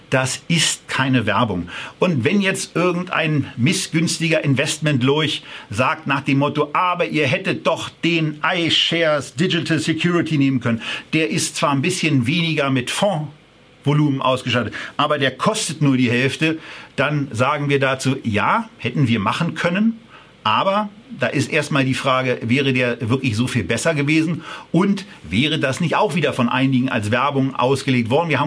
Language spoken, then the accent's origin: German; Berlin, Germany; Äh, das kann man als Berliner ganz gut ab